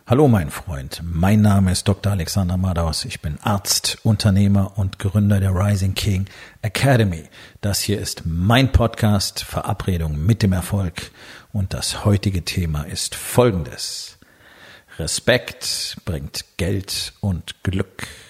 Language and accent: German; Germany; als Deutsche